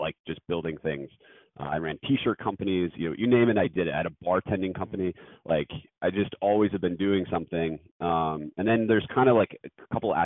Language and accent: English; Scranton, Pennsylvania, United States; moved away; also born or lived in Philadelphia / New York; growing up in Scranton, Pennsylvania